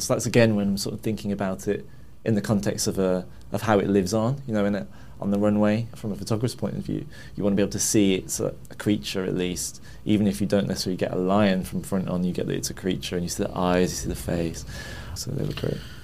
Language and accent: English; Birmingham, West Midlands, United Kingdom; moved away as an adult; now in London, United Kingdom; I grew up in Birmingham from a very sort of working class family.